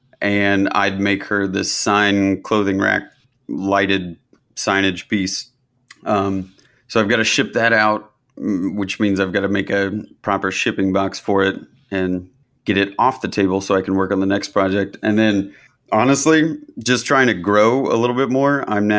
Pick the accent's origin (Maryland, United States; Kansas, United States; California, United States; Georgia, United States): Kansas, United States; moved away as an adult; now in New York City, United States; I'm originally from Kansas. {S2} I got it right. {S4} Yes, you did. I grew up in a really small town just outside of Kansas City.